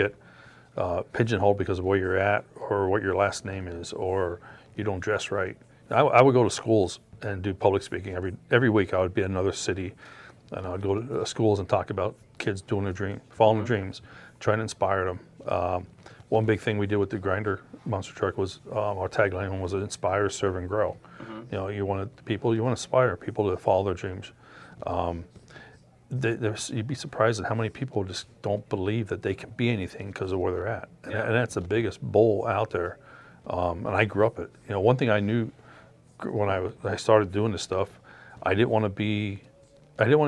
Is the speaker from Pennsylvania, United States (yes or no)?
yes; Frackville, Pennsylvania, United States; This is my hometown. This is where I was born and raised.